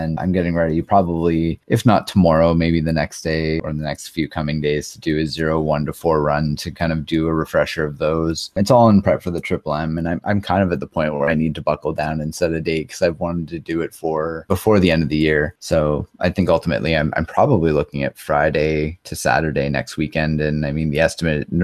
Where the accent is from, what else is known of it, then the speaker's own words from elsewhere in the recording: Canada; I'm a Canadian retro speedrunner